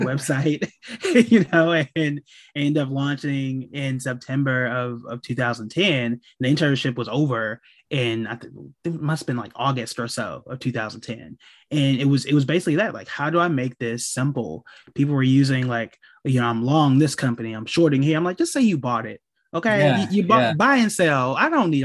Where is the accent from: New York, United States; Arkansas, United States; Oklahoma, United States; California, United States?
Oklahoma, United States; I'm from Oklahoma